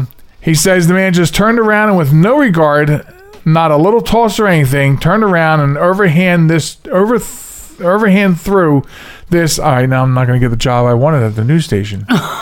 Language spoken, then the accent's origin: English; Pennsylvania, United States; It might be the water. I'm from Delco.